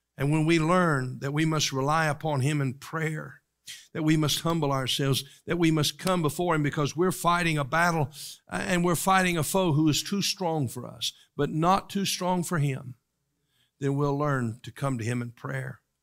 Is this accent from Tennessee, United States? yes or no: yes; East Tennessee, United States; Where I grew up in East Tennessee